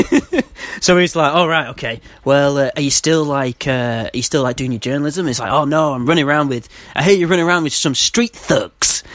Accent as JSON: {"language": "English", "town": "Manchester", "region": "North West England", "country": "United Kingdom", "said": "I'm from Manchester"}